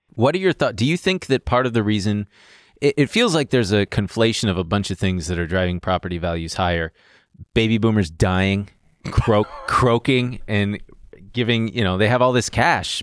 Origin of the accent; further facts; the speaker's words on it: Long Beach, California, United States; moved away as an adult; now in New York, United States; I'm from Long Beach.